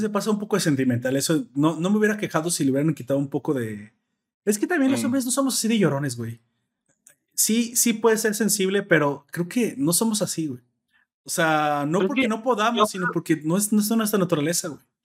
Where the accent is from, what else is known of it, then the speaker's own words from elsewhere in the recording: Mexico; como buenos mexicanos